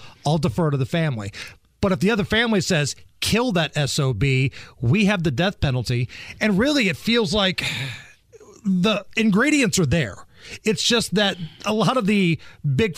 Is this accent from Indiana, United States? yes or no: yes; Beech Grove, Indiana, United States; officer in Beech Grove in my hometown